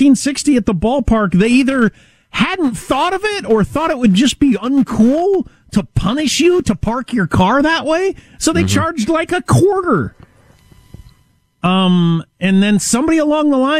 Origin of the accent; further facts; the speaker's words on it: Midwest, United States; I'm from the Midwest